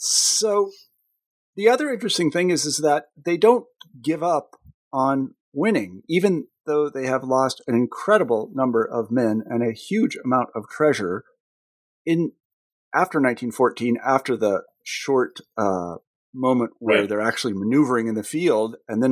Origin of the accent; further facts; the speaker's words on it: United States; I don't know, as an American, I think you probably shouldn't fight wars that you don't think you can win.